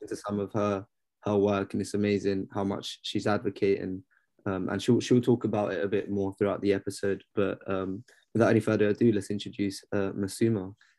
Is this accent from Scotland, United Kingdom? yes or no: no; London, United Kingdom; I grew up in London